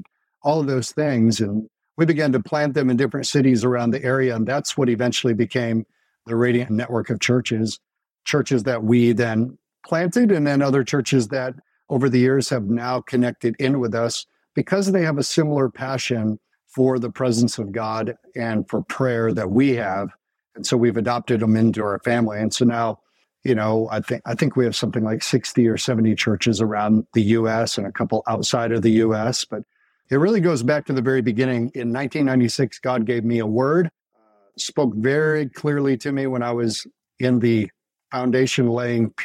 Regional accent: Grand Rapids, Michigan, United States; also born or lived in Kansas City; our hometown of Grand Rapids

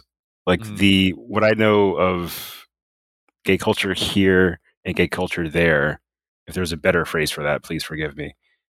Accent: United States; as like an American fan

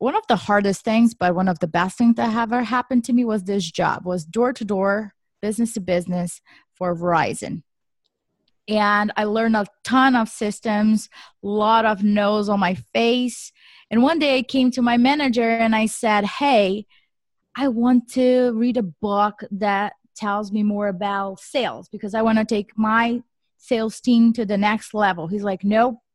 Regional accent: Brazil; moved away as an adult; now in United States; I was born and raised in Brazil. So I came to the US in 2008 for my master's degree

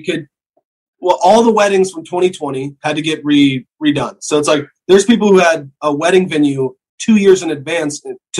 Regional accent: the South, United States; I come from the South

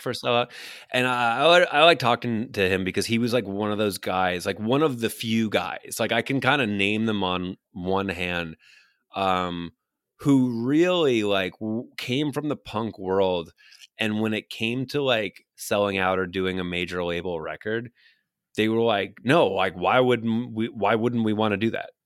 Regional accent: New York City, New York, United States; I grew up on Staten Island in New York

